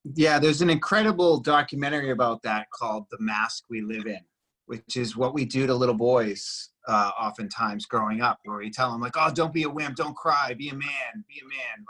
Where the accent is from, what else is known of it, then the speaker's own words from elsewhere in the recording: Boston, Massachusetts, United States; now in Los Angeles, United States; I'm from Boston originally